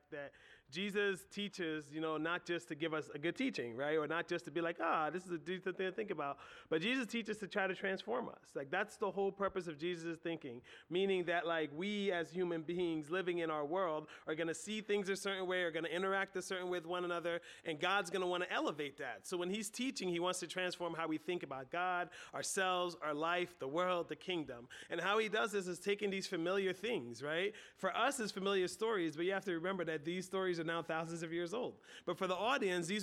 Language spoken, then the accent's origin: English; United States; we're American